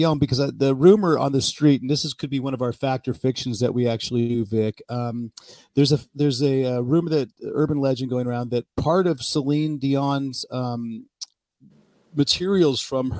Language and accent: English; Bay Area, outside Oakland, California, United States; growing up in the Bay Area, I grew up right outside of Oakland, California.